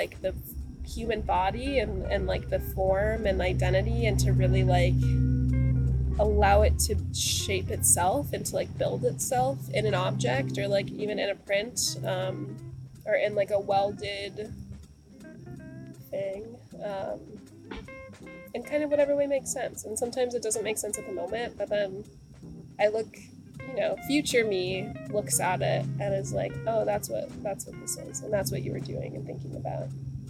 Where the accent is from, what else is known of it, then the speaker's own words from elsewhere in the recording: Midwest, United States; You know, I'm from the Midwest, and we don't really have a lot of family on the East Coast, especially New England.